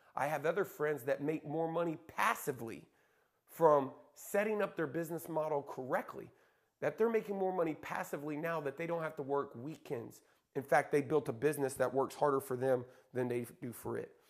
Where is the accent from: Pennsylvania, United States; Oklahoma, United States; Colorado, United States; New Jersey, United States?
Oklahoma, United States; Lawton; moved away; also born or lived in Dallas, Texas; my hometown in Lawton, Oklahoma